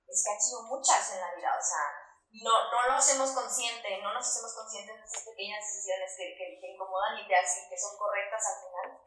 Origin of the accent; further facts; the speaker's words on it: Durango, Mexico; moved away; las dos somos de Durango